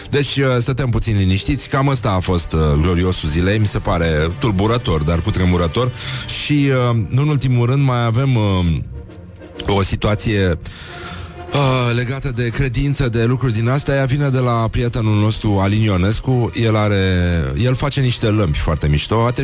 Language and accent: Romanian; Romania; Eu sunt român creștin ortodox și așa rămân până la moarte.